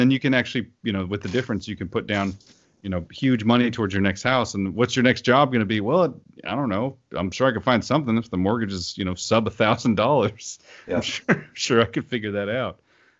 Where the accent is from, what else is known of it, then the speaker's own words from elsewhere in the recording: Oklahoma City, Oklahoma, United States; I'm from Oklahoma City, which makes Houston look like a sprawling, super interesting metropolis.